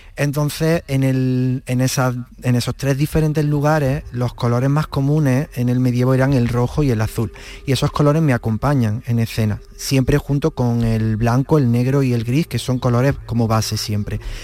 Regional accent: Villa del Río, Andalusia, Spain

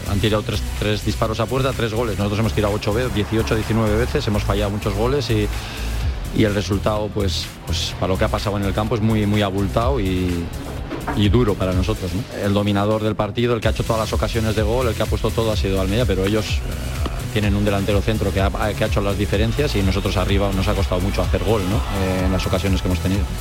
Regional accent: France; tengo 25 años, soy francés.

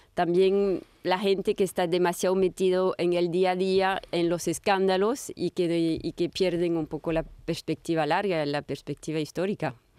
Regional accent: France; yo soy francesa

